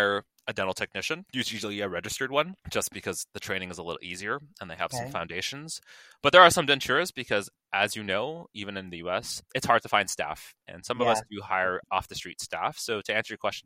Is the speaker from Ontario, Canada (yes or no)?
yes; Toronto, Ontario, Canada; My good friend of mine has a dental office in my hometown called Scarborough